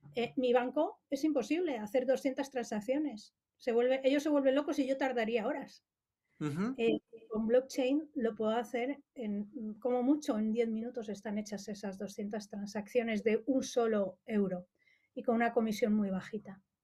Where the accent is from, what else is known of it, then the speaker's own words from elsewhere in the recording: Madrid, Community of Madrid, Spain; soy de aquí de Madrid